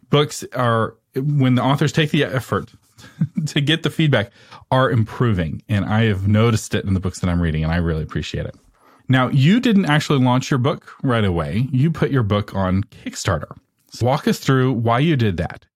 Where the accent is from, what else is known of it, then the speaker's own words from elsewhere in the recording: Texas, United States; I'm from Texas.